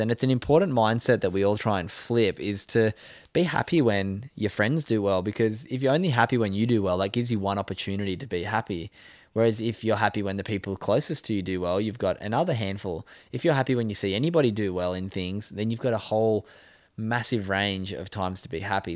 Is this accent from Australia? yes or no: yes; Sydney, New South Wales, Australia; moved away; growing up where I grew up in Sydney's northern beaches